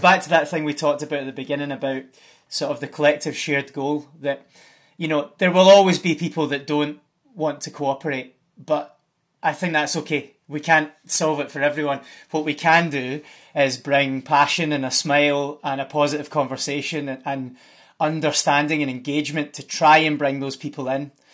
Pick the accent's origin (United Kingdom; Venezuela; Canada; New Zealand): United Kingdom; Scotland; I'm Scottish, so that means something different. I'm Scottish.